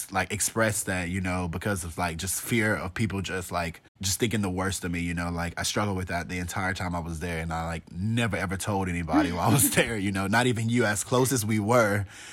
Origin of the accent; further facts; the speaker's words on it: the South, United States; I'm from the Bible Belt. And, like, if you're not Christian here and you don't, like, proclaim that, it's, like, kind of looked down upon.